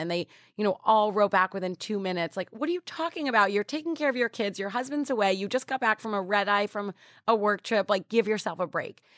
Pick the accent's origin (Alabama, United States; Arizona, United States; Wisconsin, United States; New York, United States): New York, United States; I grew up in New York